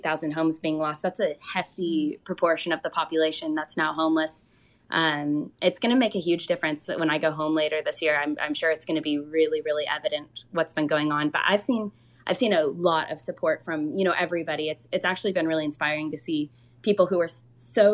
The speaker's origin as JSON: {"language": "English", "region": "Oregon", "country": "United States", "tie": "born or raised there", "moved": "yes", "said": "My hometown is unfortunately one of the most affected areas in Oregon"}